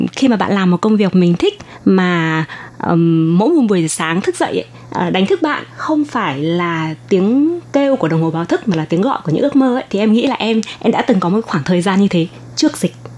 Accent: Thai Nguyen, Vietnam; moved away as an adult; now in Taiwan; ở bên Việt Nam thì em ở Thái Nguyên

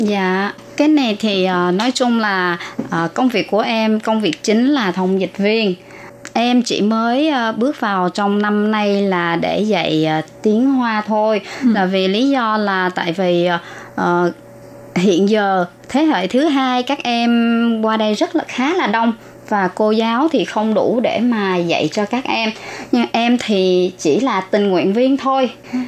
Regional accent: Ba Ria-Vung Tau, Vietnam; moved away as an adult; also born or lived in Bến Tre; now in Taoyuan, Taiwan; em ở Việt Nam, quê ở Bà Rịa Vũng Tàu và em qua Đài Loan được 19 năm.

